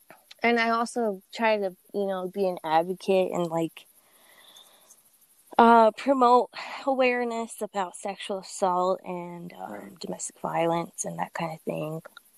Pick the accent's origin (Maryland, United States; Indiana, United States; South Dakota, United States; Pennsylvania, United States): South Dakota, United States; Mission; I'm from Mission, South Dakota. I live on the Rosebud Reservation. I am 29 years old.